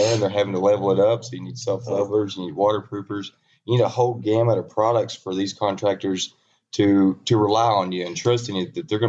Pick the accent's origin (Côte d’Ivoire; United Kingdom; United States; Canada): United States; Bono, Arkansas; We were born and raised, Felicia and I both from the same town, Bono, Arkansas. 1,200-person town, you know, one stoplight. There's two now. And it's grown rapidly.